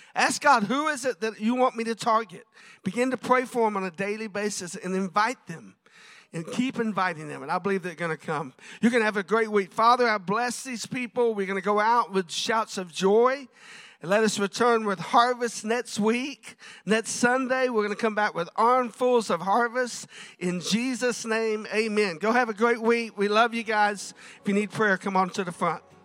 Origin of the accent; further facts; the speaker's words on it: South Florida, United States; I grew up in South Florida